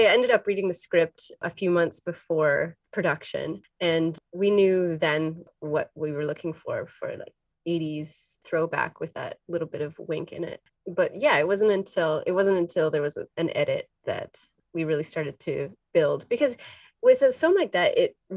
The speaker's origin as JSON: {"language": "English", "town": "Windsor", "region": "Ontario", "country": "Canada", "said": "I'm from Windsor, and I spent a lot of time in Detroit"}